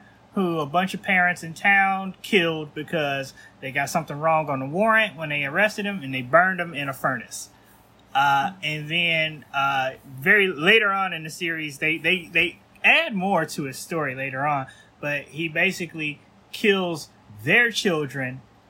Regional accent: Midwest, United States; now in Los Angeles, United States; I'm from the Midwest.

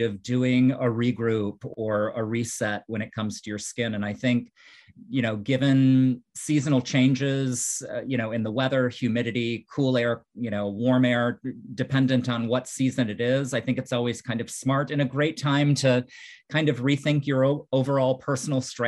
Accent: Midwest, United States; also born or lived in New York; now in Florida, United States; I grew up in the Midwest, lived in New York for several years

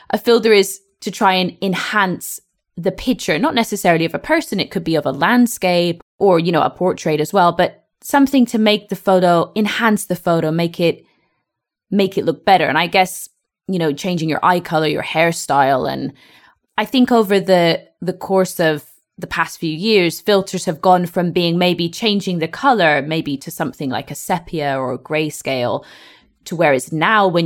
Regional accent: France; English is a second language; I'm from France and I want to say a big thank you. I improve my English with you every day.

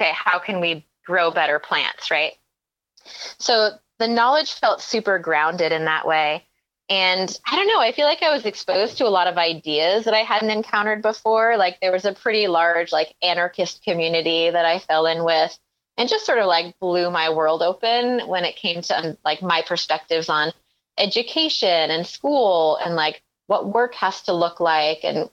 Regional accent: Maine, United States; also born or lived in Mendocino County, California; now in Vermont, United States; I grew up in Maine

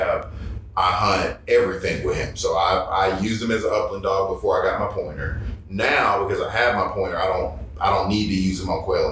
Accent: Georgia, United States; I'm from Georgia

